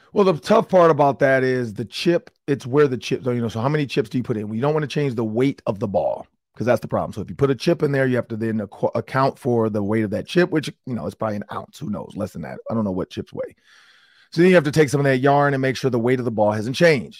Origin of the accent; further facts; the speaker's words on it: Detroit, Michigan, United States; I'm from Detroit